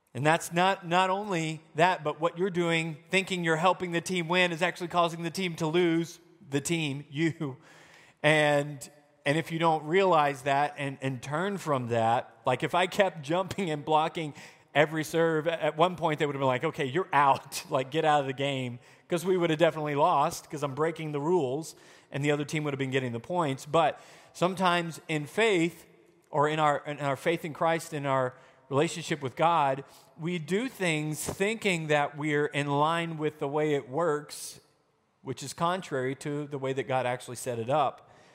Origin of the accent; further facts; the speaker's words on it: Arkansas, United States; moved away; also born or lived in Wisconsin; I'm the idiot from Arkansas